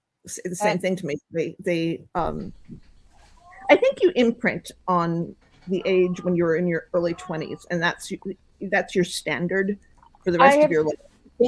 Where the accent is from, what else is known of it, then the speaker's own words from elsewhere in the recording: United States; moved away as an adult; Well, I grew up in the U.S. and I've been living overseas mostly since my 20s, but the imprinting is all completely American.